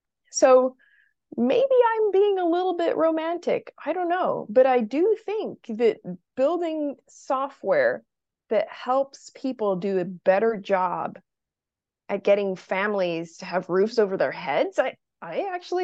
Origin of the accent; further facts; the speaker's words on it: Brazil; English is a second language; now in United States; So I'm originally from Brazil.